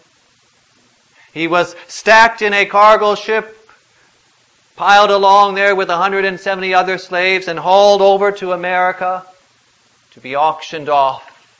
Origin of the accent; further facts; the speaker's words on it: United States; we were born as American citizens, born in the land of the free and the home of the brave